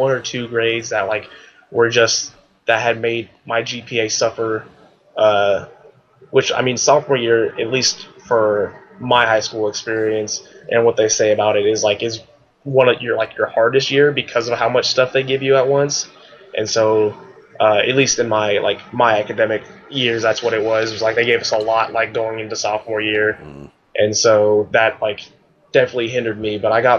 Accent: Palmdale, California, United States; So I grew up in a place called Palmdale, California, which is like an hour away from LA.

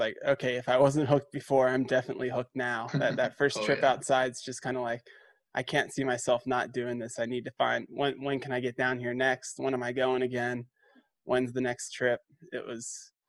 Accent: Midwest, United States; we're from the Midwest

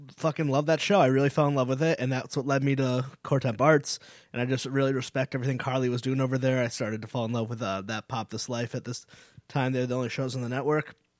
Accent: Connecticut, United States; now in Rhode Island, United States; I'm from New England. I, I, I'm from Connecticut. I live in Rhode Island

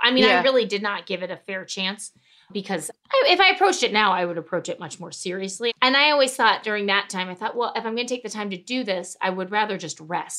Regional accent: St. Louis, Missouri, United States; I'm from St. Louis.

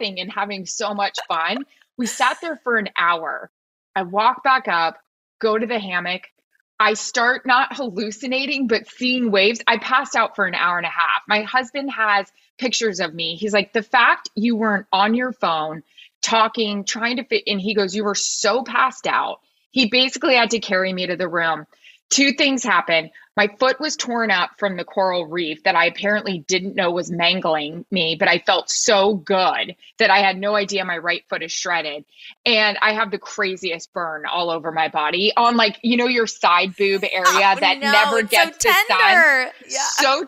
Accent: Florida, United States; Like I am from Florida

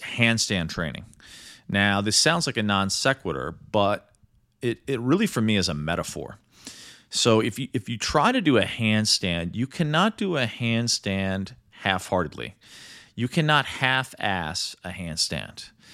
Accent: Midwest, United States; also born or lived in New York; now in Los Angeles, United States; growing up in the Midwest.

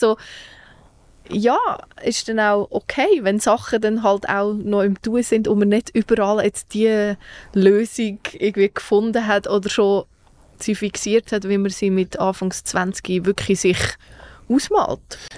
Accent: Zug, Switzerland; ich ja wirklich eine stolze Zuckerin bin

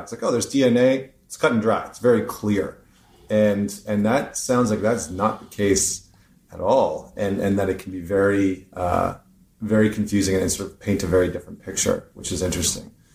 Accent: Canada; I'm Canadian

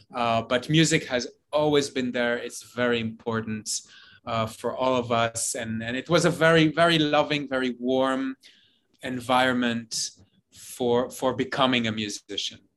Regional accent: Jerusalem, Jerusalem District, Israel; moved away as an adult; also born or lived in New York; I grew up in Jerusalem, uh, in Israel

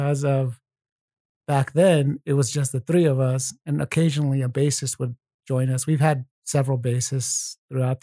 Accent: New Mexico, United States; moved away; we're from New Mexico. Well, we grew up there

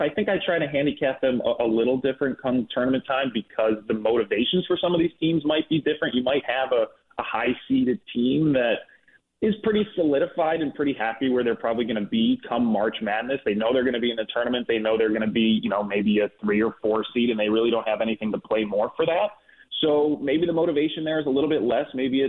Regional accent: Chicago, Illinois, United States; And I'm from Chicago, and let me tell you, I'm not the only IU alum in Chicago.

